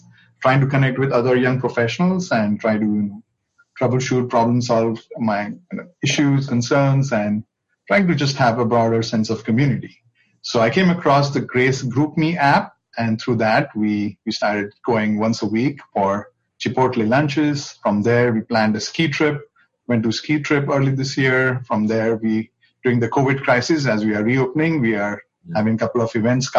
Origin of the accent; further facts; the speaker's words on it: India; moved away as an adult; also born or lived in Chicago / New York City / Indianapolis; now in Washington, D.C., United States; I grew up in India, came to Chicago for graduate school.